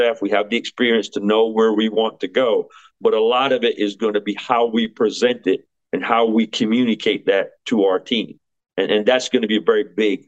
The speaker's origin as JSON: {"language": "English", "region": "Connecticut", "country": "United States", "tie": "born or raised there", "said": "my hometown is Connecticut"}